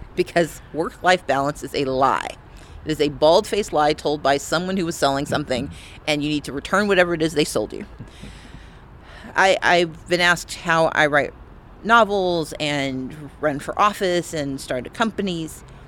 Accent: United States; also born or lived in Georgia; I am an American

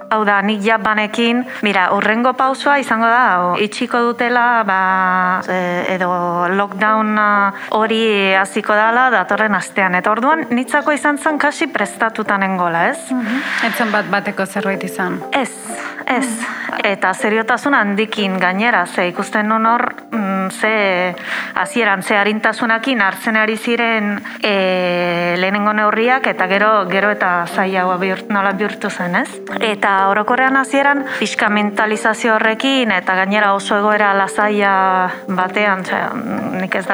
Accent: Italy; moved away; ni berez jatorriz italiarra naiz

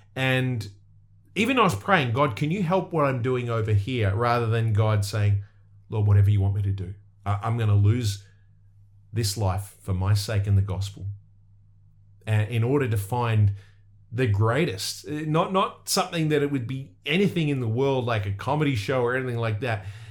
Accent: Australia; I'm from Australia

